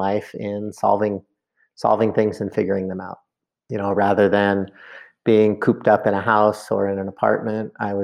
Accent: Mendocino, California, United States; also born or lived in Berkeley, California; now in Carbondale, United States; where I grew up in Mendocino

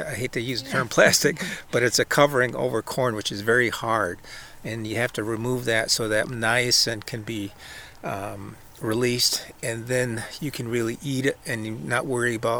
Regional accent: Cattaraugus Territory, Seneca Nation, New York, United States; I'm also Seneca from the Cattaraugus Territory

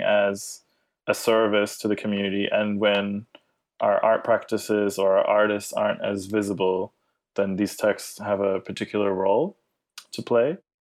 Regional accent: Australia; I grew up in Australia as well

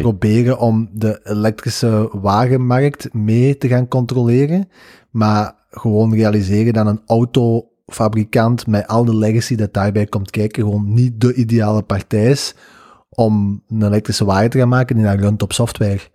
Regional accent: Belgium; wij als België

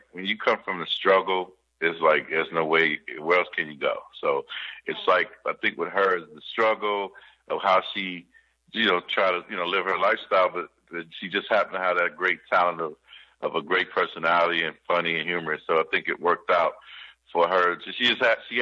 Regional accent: Kansas City, Missouri, United States; moved away as an adult; also born or lived in St. Louis, Missouri; I came from Kansas City. I'm born in St. Louis, so I claim both. So it was like St. Louis, Missouri, Kansas City, Missouri, but mainly raised in Kansas City.

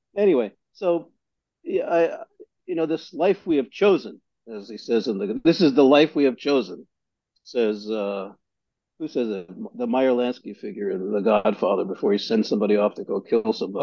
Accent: New York City, New York, United States; where I grew up in Greenpoint.

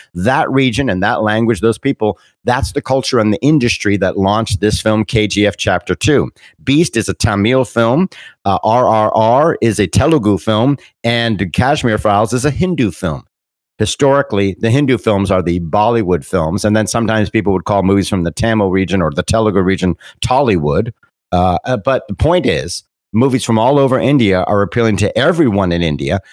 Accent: Bermuda; I'm a British British person. I was born in Bermuda.

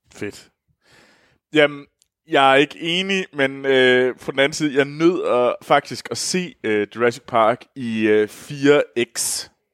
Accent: Denmark; moved away as an adult; Nu har jeg jo meldt mig ud af det danske, af Danmark

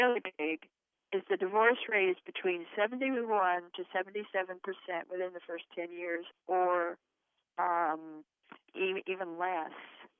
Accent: Idaho, United States; we come from Idaho. We're Idahoans, and Idahoans are plain speakers.

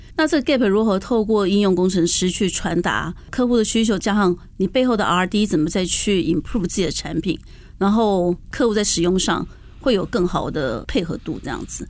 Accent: Taiwan; also born or lived in United States; 毕竟我还是一个在台湾长大的孩子

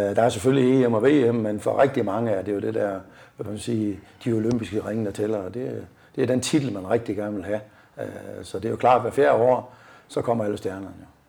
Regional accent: Hirtshals, North Denmark Region, Denmark; moved away as an adult; also born or lived in Aalborg; så kunne jeg så ikke opfylde mine egne ambitioner hjemme i Hirsas længere

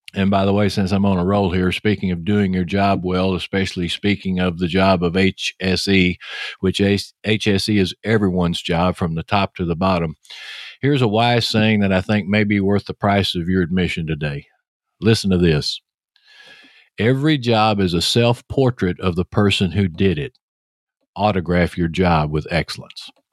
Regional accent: Texas, United States; accent: Texas; your host, with that Texas accent.

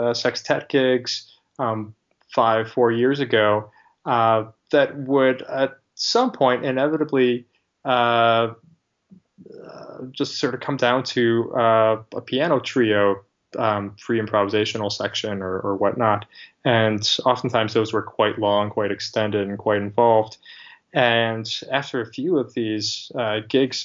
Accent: Rochester, New York, United States; moved away; We're all from the Rochester area originally

